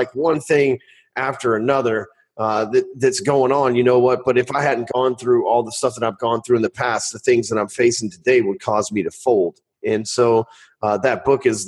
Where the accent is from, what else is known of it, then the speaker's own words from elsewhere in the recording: the South, United States; I'm from the South, man.